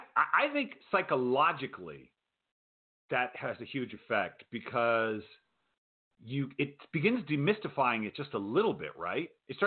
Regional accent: Rhode Island, United States; moved away; I grew up in Rhode Island

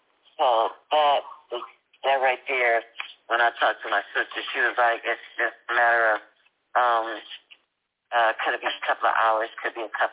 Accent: Compton, California, United States; we are all from Compton.

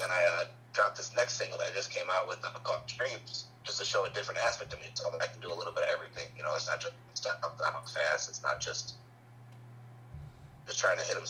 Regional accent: Riverdale, Illinois, United States; now in Hammond, United States; I was, like, raised more like a Riverdale outside of Chicago, but now I'm actually from Hammond.

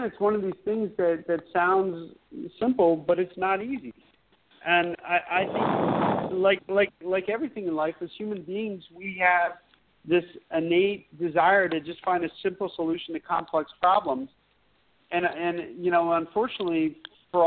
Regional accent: Pennsylvania, United States; moved away; I'm from Pennsylvania originally

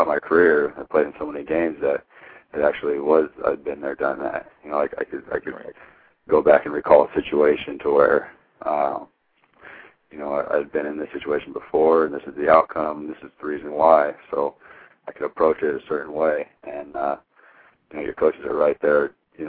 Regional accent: Hermiston, Oregon, United States; It was huge, because growing up from where I'm from, was not a lot of people come out of Hermiston with Division I scholarships

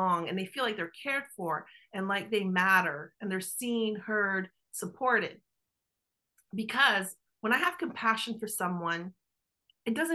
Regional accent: Canada; accent: Italian Canadian; my Italian Canadian accent

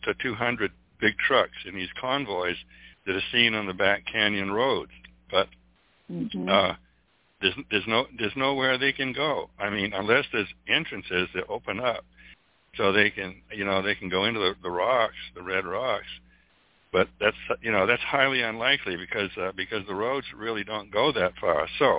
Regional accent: New England, United States; now in Cottonwood, United States; I'm from New England, and I'm in Cottonwood, Arizona right now.

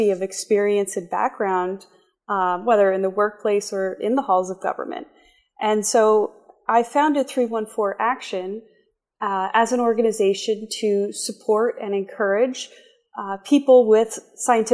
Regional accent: Bucks County, Pennsylvania, United States; I'm born and raised in Bucks County, Pennsylvania, which is a suburb just north of Philadelphia along the Delaware River

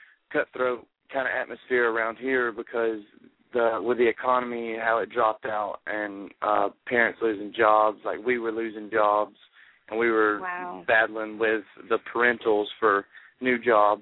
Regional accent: United States; accent: hillbilly

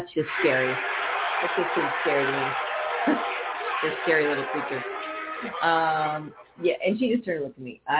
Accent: Northern California, United States; moved away; I grew up in Northern California

